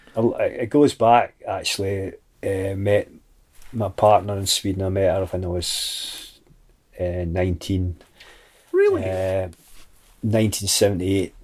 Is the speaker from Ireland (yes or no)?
no; Mull, Scotland, United Kingdom; when I came back to Mull